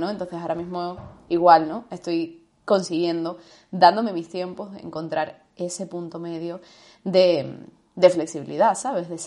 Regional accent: Andalusia, Spain; o me daba mucha vergüenza mi acento, porque soy andaluza, aunque no se parezca que soy andaluza

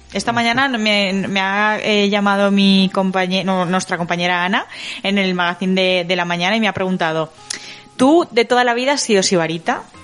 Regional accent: Galicia, Spain; yo como buena gallega

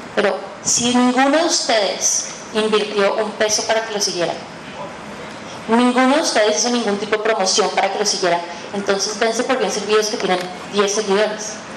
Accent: Colombia; now in Mexico; Soy una colombiana que vive en México

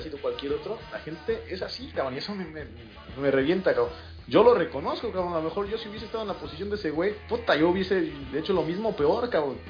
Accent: Mexico; moved away as an adult; now in Spain; como los mexicanos que tenemos aquí, te lo digo porque en el despacho trabajo con otros tres mexicanos

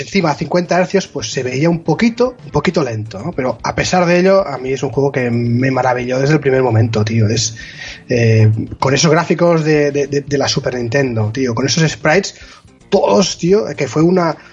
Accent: L'Estartit, Catalonia, Spain; mi pueblo, donde yo toda la vida he crecido, ahí en la Costa Brava, en el Startit

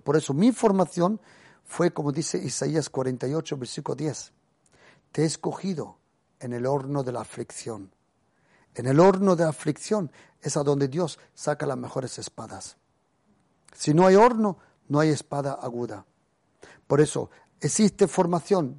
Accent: Germany; Yo me crecí en Alemania

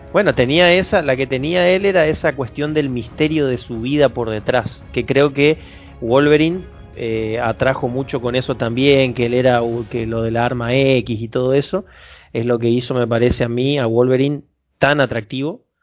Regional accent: interior of Chaco, Argentina; yo soy del interior del Chaco

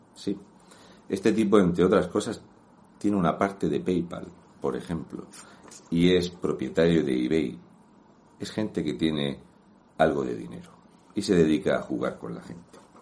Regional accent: Region of Murcia, Spain; un murciano encabronado

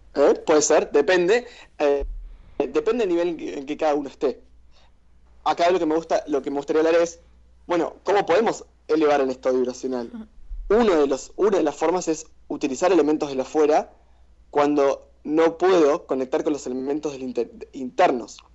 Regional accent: Argentina; Somos argentinos

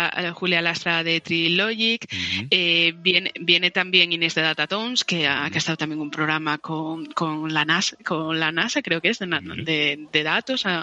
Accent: El Entrego, Asturias, Spain; also born or lived in Seville; En el entrego, en Asturias.

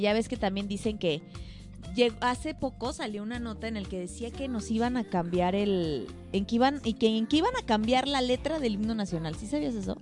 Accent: Mexico; todos los mexicanos, o al menos la mayoría, somos mariachis

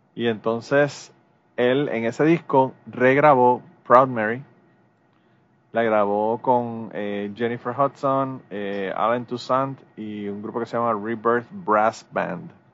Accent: Puerto Rico; Los boricuas podemos nosotros hablar mierda de Puerto Rico

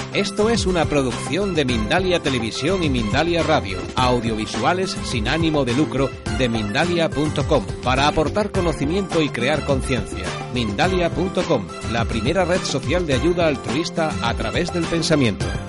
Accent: Azpeitia, Basque Country, Spain; de donde yo soy

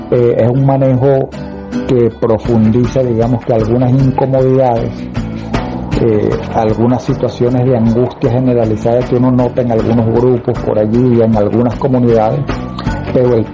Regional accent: Venezuela; somos afortunados los venezolanos

